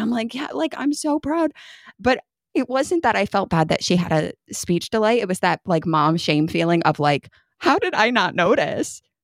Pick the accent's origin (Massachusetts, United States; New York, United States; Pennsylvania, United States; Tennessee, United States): New York, United States; moved away as an adult; I lived in New York till I was twenty-four